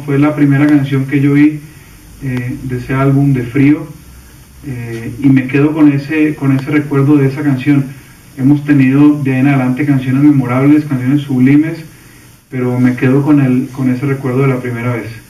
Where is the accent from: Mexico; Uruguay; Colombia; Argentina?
Colombia; cantautor colombiano